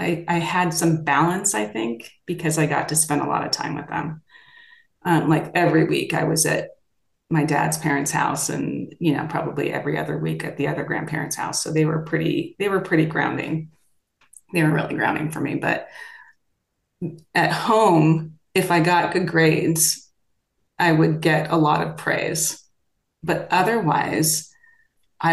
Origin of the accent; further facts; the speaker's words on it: Los Angeles, California, United States; I grew up here in Los Angeles, which is where I am now